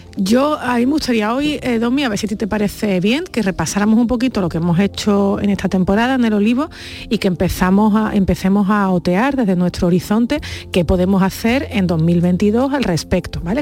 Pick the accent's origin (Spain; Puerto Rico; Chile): Spain; Andalusia; accent: Andalusian